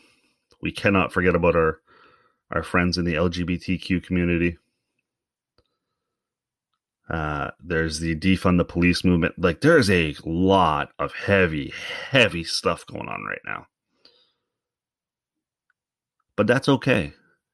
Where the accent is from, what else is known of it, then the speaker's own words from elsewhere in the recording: Canada; we're as Canadian as we say we are